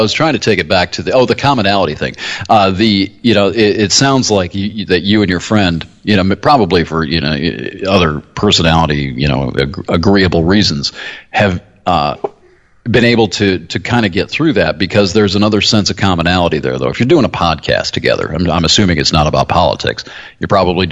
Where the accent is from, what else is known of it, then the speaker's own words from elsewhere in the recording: United States; We were Americans